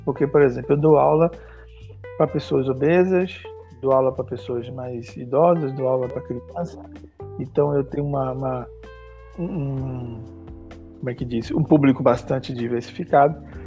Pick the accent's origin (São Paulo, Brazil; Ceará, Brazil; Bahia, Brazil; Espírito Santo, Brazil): Bahia, Brazil; Salvador; da periferia de Salvador, da minha terra